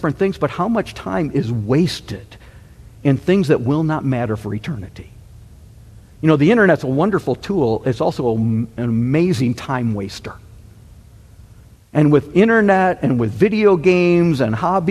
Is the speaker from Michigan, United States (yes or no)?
yes; Michigan, United States; growing up in Michigan